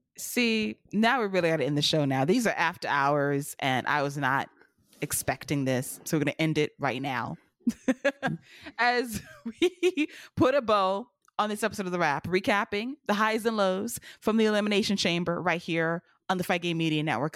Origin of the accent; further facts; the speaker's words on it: United States; I love America. I'm American